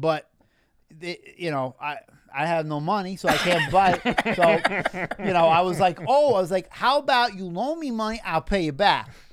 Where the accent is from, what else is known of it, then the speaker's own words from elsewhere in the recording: Massapequa, New York, United States; I'm from Massapequa.